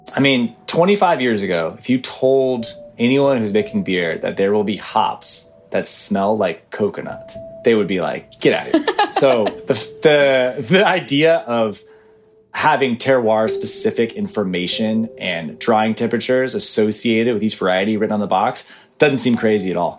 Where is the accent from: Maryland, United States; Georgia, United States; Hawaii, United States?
Georgia, United States; Atlanta; I grew up in Atlanta, Georgia